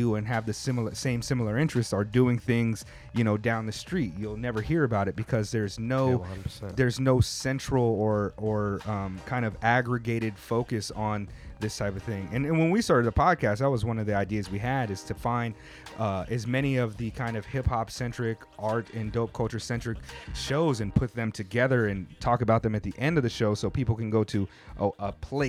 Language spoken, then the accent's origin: English; United States; moved away as an adult; now in Tokyo, Japan; I'm American.